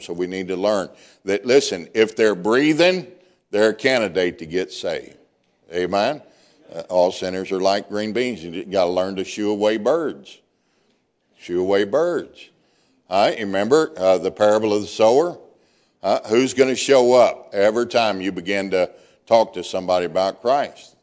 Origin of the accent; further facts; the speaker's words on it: Deep South, United States; I'm from the deep South